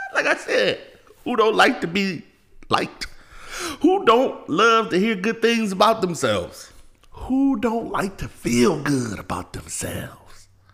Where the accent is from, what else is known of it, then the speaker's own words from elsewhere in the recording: California, United States; I'm from Cali